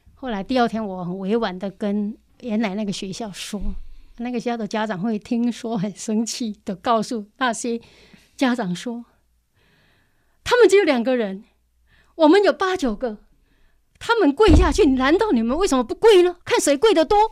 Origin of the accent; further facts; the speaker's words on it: Zhushan, Nantou County, Taiwan; also born or lived in Wanhua, Taipei; now in Taipei, Taiwan; 我来自南投竹山的乡下